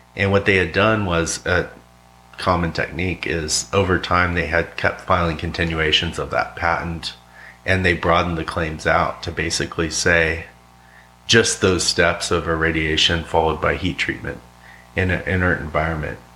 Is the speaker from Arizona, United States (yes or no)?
yes; Yuma, Arizona, United States; also born or lived in San Diego, California; now in Roanoke, United States; Originally uh, San Diego, uh, but I spent a lot of time growing up in Yuma, Arizona